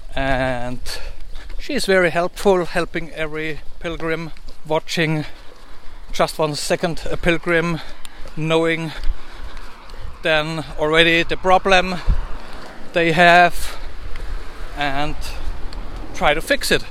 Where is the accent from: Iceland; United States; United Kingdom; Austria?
Austria; Salzburg; first language German; English is a second language; from Salzburg, Austria